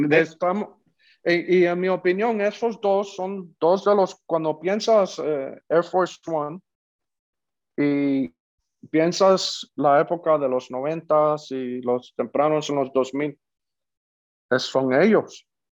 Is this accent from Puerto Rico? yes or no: yes; Puerto Rico; los dos somos puertorriqueños